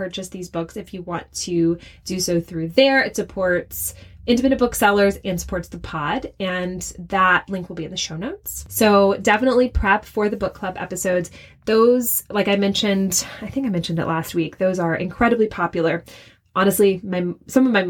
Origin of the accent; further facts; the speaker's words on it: Shreveport, Louisiana, United States; moved away; From Shreveport, Louisiana